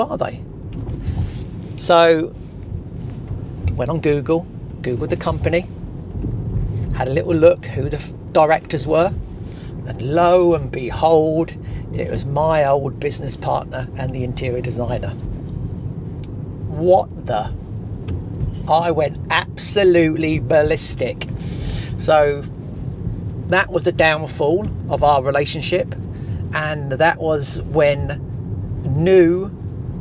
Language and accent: English; Portsmouth, South East England, United Kingdom; also born or lived in Horndean, Hampshire; I live in Hampshire in a place called Horndean. And I was born in Portsmouth. And so I've always been around that area.